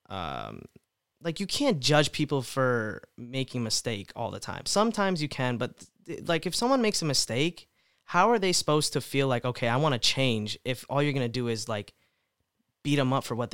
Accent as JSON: {"language": "English", "country": "India", "said": "I mean, you're Indian. I mean, I'm Indian. How's that offensive?"}